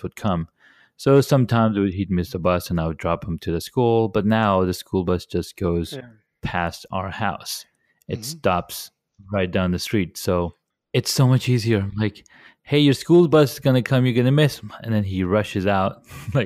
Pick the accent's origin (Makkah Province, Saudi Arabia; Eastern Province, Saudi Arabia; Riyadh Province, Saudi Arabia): Riyadh Province, Saudi Arabia; Riyadh; moved away; I grew up in Riyadh